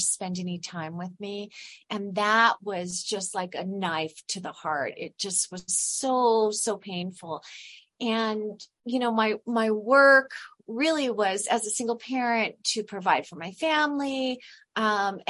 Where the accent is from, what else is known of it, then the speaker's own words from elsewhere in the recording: California, United States; I'm originally from California.